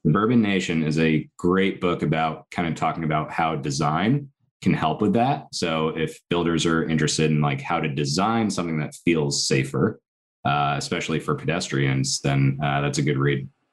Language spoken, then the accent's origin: English; Connecticut, United States; I grew up in Connecticut